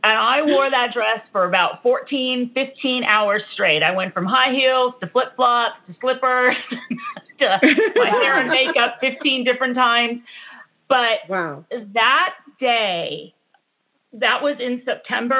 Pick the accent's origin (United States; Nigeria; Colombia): United States; California; growing up in California